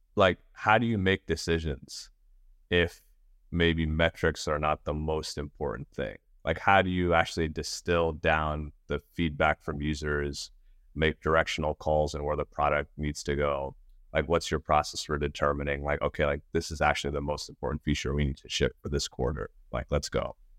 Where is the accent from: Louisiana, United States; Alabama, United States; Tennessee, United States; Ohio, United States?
Tennessee, United States; Nashville; also born or lived in New York City / India; my parents immigrated from India to New York City, and then they moved down to Nashville. And so it's like where I finished high school